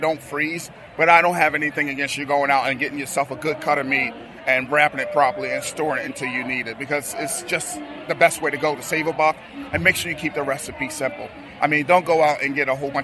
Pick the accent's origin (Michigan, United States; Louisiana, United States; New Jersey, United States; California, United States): New Jersey, United States; Camden; I'm coming from Camden